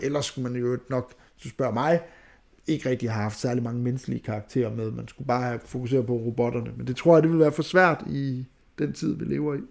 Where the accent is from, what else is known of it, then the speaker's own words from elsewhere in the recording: Skanderborg, Central Denmark Region, Denmark; moved away; Jeg er fra Skanderborg